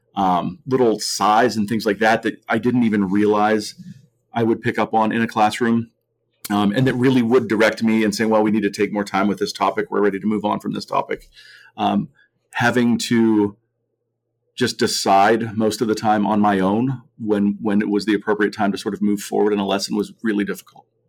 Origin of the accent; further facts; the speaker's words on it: Mount Lebanon, Pennsylvania, United States; I grew up in Mount Lebanon